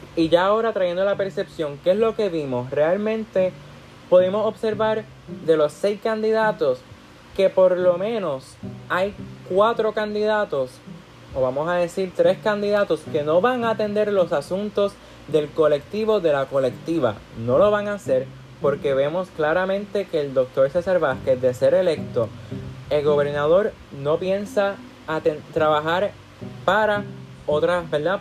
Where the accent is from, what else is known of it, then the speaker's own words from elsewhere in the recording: Puerto Rico; cuando salimos fuera de Puerto Rico, cuando salimos fuera, perdón, de nuestra, de nuestra burbuja, de nuestro hogar